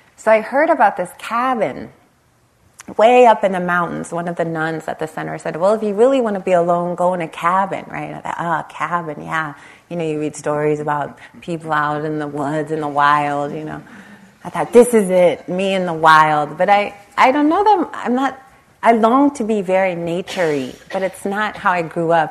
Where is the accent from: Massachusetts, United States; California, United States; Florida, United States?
California, United States; Los Angeles; I grew up in the Los Angeles area, right on the Compton Long Beach border